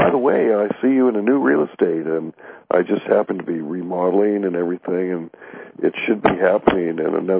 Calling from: Orange County, California, United States; I'm over in Orange County.

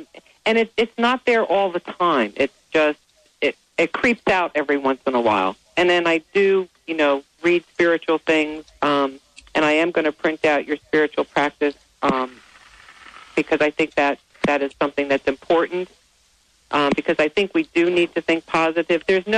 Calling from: New Jersey, United States; New Jersey.

